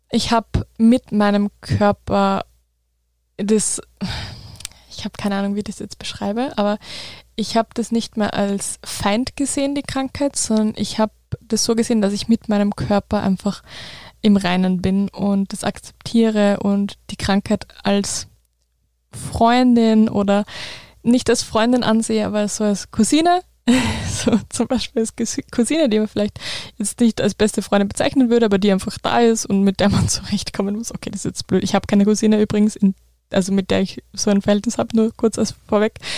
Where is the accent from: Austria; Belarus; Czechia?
Austria; Wels, Upper Austria; Rheumatologen in Wels, also in meiner Heimatstadt.